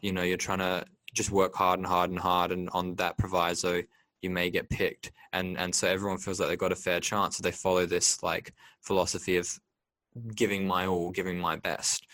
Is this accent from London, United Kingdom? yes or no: no; Liverpool, North West England, United Kingdom; moved away; growing up in England as a boy